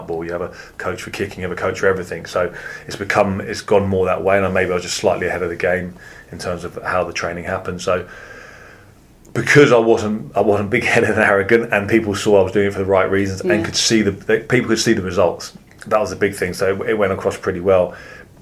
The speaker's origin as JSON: {"language": "English", "region": "London", "country": "United Kingdom", "tie": "born or raised there", "said": "My parents are both Eastern Europeans, so they were immigrants, and I grew up in London"}